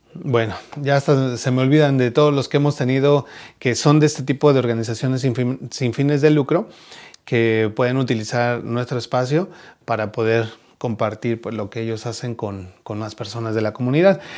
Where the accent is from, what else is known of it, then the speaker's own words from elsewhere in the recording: Mexico; now in United States; en México también hacemos este tipo de kermés